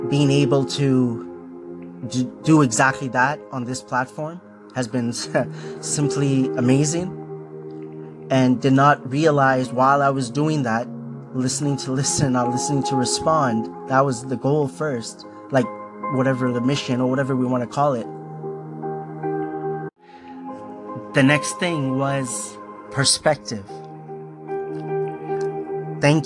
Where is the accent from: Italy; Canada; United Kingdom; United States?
Canada; Markham, Ontario; also born or lived in Scarborough, Ontario; I was born in Scarborough, Ontario, this is Canada. When I was 6 years old, we moved to Markham